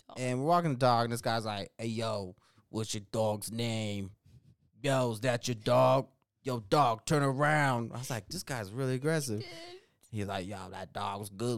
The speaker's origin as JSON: {"language": "English", "town": "Denver", "region": "Colorado", "country": "United States", "said": "We're from Denver"}